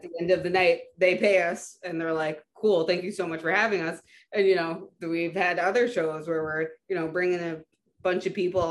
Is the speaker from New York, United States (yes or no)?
yes; New York City, New York, United States; I'm from Brooklyn